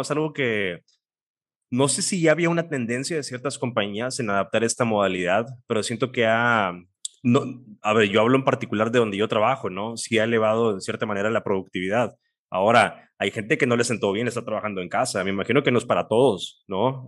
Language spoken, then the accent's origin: Spanish; Mexico; aquí vivimos, somos mexicanos